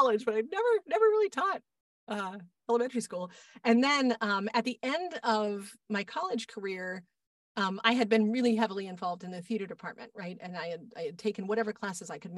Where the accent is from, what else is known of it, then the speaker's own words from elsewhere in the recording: Boston, Massachusetts, United States; I grew up in Boston